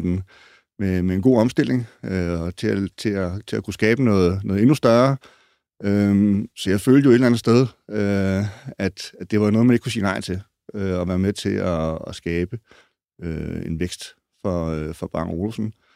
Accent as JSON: {"language": "Danish", "country": "Denmark", "said": "os danskere"}